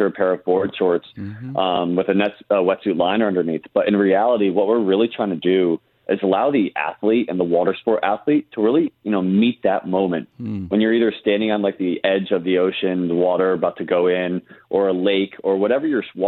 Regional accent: Connecticut, United States; moved away as an adult; also born or lived in North Carolina / New York; I grew up surfing and actually being a waterman on the coast up near Rhode Island and all the way down to the shores of Connecticut

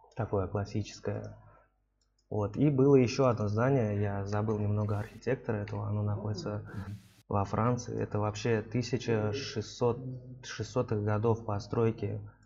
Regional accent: Tashkent, Uzbekistan; бывший наш земляк с Ташкента

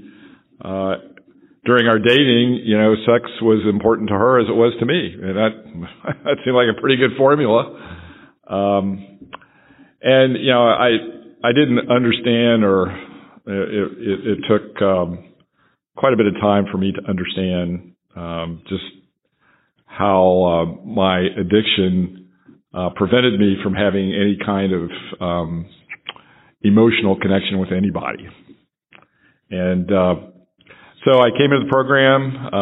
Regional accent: Franklin, Tennessee, United States; I'm from Franklin, Tennessee

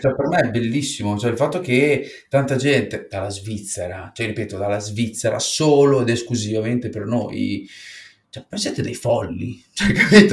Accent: Apulia, Italy; siamo pugliesi

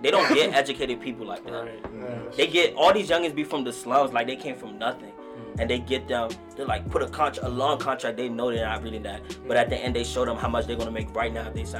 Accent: Washington, District of Columbia, United States; also born or lived in Kaduna, Nigeria; now in Prince George's County, United States; I was born in Nigeria in 1996, but I came here in 98. We moved to Washington, D.C.

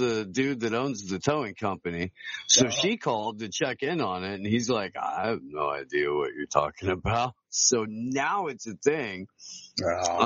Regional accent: Midwest, United States; I grew up in the Midwest

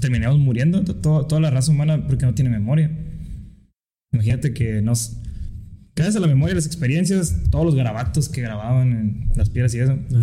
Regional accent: Mexico; no tuviéramos todos el mismo gusto por comernos unos tacos, por escuchar mariachi, que nos definiera como mexicanos

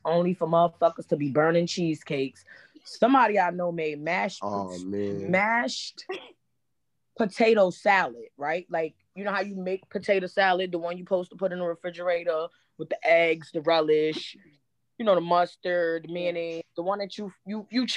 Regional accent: New York City, New York, United States; moved away; I'm from Brownsville

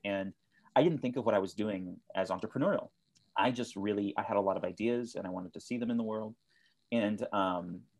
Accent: South Texas, United States; also born or lived in Austin, Texas; I'm originally from South Texas

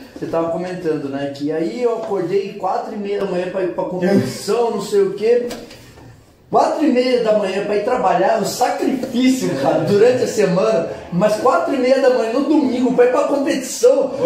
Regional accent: Juquiá, São Paulo, Brazil; now in ABC Paulista, Brazil; Eu sou do interior, sou de Juquiá

